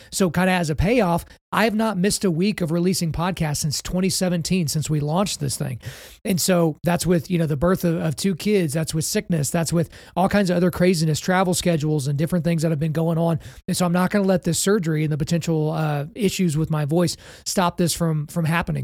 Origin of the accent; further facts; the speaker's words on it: Oklahoma, United States; my home state of Oklahoma